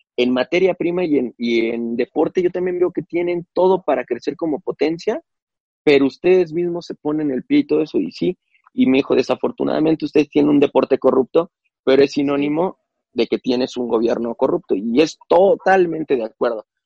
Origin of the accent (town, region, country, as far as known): Mexico